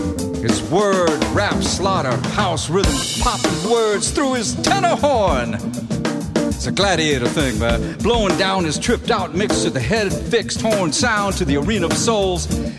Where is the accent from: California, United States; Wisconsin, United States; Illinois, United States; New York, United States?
New York, United States; Bronx; When I was a kid growing up in the Bronx, I used to jump from building to building.